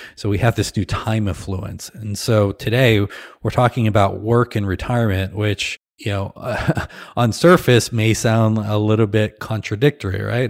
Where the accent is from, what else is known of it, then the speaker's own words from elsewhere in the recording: Midwest, United States; we're from the Midwest. We tend to be nice, pleasant, kind, simple folk